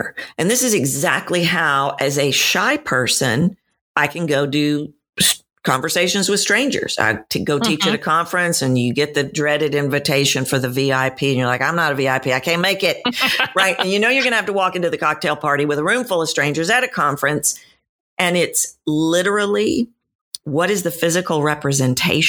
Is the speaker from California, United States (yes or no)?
no; Texas, United States; I'm from Texas, and we are known to be friendly